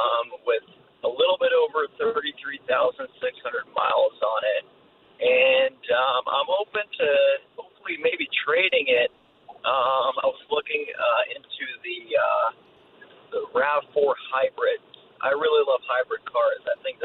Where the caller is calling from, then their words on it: Los Angeles, California, United States; I'm calling from Northridge.